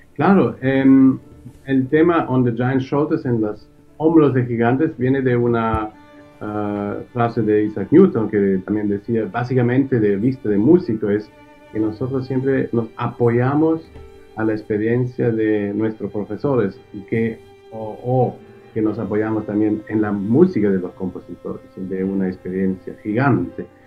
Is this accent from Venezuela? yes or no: no; near Karlsruhe, Baden-Württemberg, Germany; also born or lived in Gifhorn, Germany; ahí es donde realmente me, crié, en, cerca de Karlsruhe